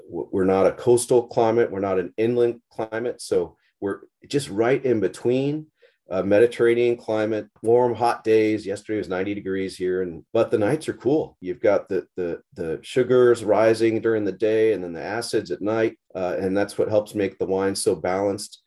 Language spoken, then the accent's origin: English; Hawaii, United States; now in Napa Valley, United States; I grew up in, in Hawaii mostly, just surfed